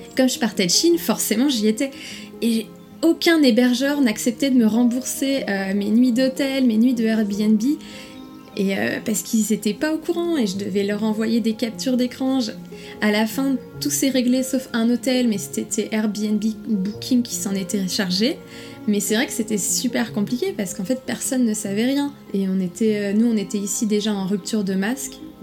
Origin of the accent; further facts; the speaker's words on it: Nantes, Pays de la Loire, France; moved away as an adult; now in Shanghai, China; je suis nantaise